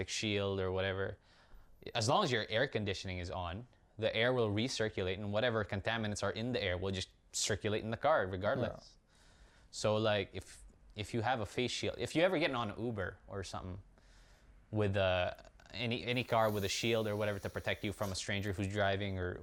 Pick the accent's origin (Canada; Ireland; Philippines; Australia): Philippines; Iloilo City, Western Visayas; moved away; Iloilo is where we're from. It's our hometown where we grew up in the Philippines.